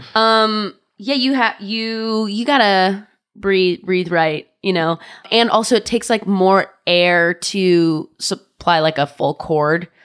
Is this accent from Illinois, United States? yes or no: no; Orange County, California, United States; I'm from Orange County